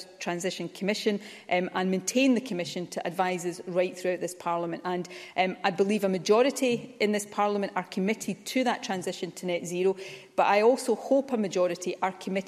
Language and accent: English; Ayrshire, Scotland, United Kingdom; I grew up in Ayrshire in the 1970s and 80s